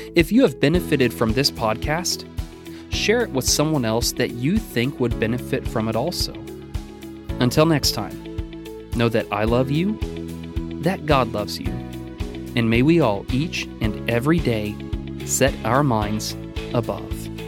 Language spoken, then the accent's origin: English; Oregon, United States; now in Danville, United States; my home state of Oregon